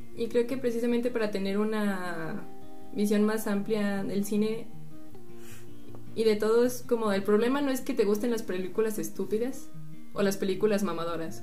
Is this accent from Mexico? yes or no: yes; Mexico; como mexicano